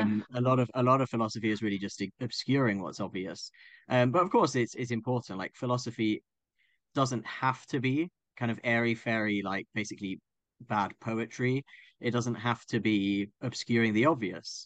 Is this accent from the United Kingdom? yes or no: yes; Croydon, London, United Kingdom; I grew up in Croydon